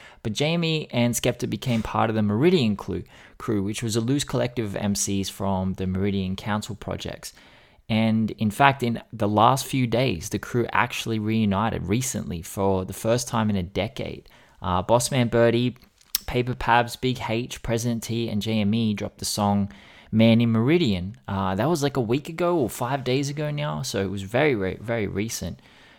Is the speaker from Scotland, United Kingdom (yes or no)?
no; London, United Kingdom; I'm from London and people don't stunt like that here.